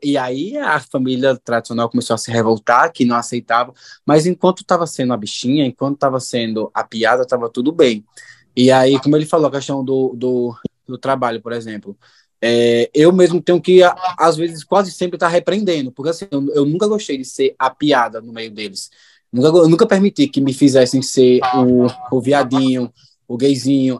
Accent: Juazeiro, Bahia, Brazil; eu sou de Juazeiro, da Bahia

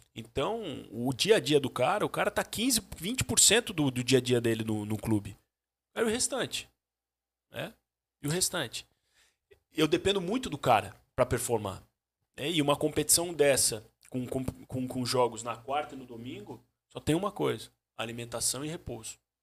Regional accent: Joinville, Santa Catarina, Brazil; also born or lived in Jaraguá do Sul / Barra Velha / Sombrio; eu nasci em Joinville

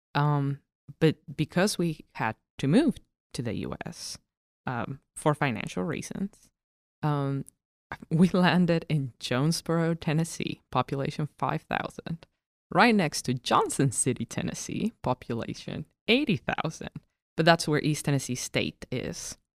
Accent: Cochabamba, Bolivia; also born or lived in La Paz, Bolivia; I lived in the middle of the country. It is called Cochabamba. That is my hometown.

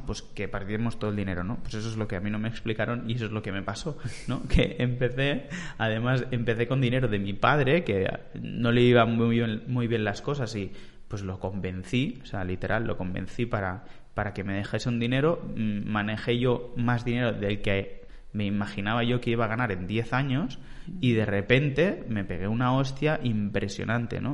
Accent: Vilanova i la Geltrú, Catalonia, Spain; de Vilanova, de ahí de, de donde soy

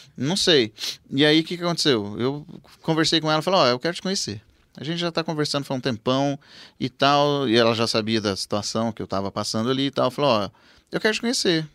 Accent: Rancharia, São Paulo, Brazil; moved away as an adult; now in Presidente Prudente, Brazil; a Carol foi morar comigo lá na minha cidade em Rancharia

